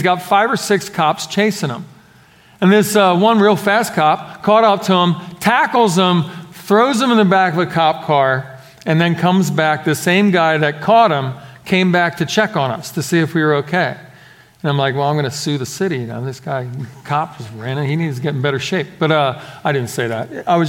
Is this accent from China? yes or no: no; Philadelphia, Pennsylvania, United States; We're growing up in Philadelphia.